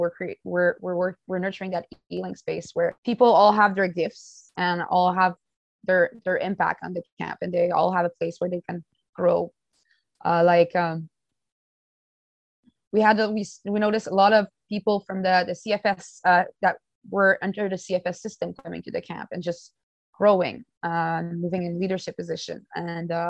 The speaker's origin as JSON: {"language": "English", "area": "James Bay Cree Nation", "region": "Quebec", "country": "Canada", "moved": "yes", "lives_now": "Winnipeg, Canada", "said": "I'm also originated from the James Bay Cree Nation"}